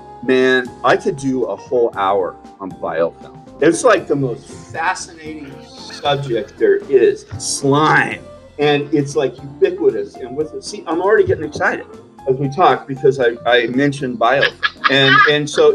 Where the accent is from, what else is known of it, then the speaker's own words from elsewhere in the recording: Southern California, United States; moved away as an adult; also born or lived in Western Washington State; now in Palm Springs, United States; Growing up, I'm from Southern California where I've lived most of my life. You know, I grew up in swimming pools and going to the beach.